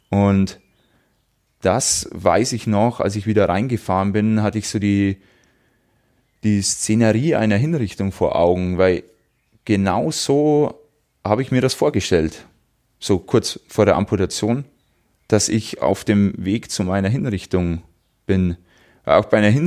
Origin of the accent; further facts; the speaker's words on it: Wolnzach, Bavaria, Germany; bei mir in meinem Heimatort in Wolnzach ist im Juli wieder ein Lauf, ein 10 Kilometer Lauf